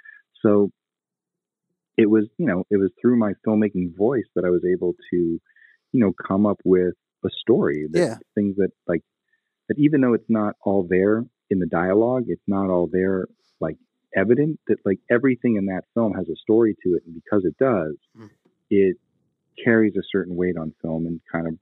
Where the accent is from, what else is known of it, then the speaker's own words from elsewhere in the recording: New England, United States; I'll talk. You want to talk crap? Like, I'm from New England.